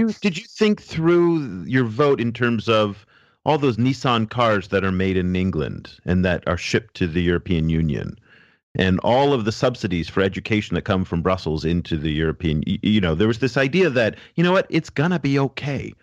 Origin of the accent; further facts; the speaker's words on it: France; now in Shanghai, China; I grew up in France, I've lived in France, and worked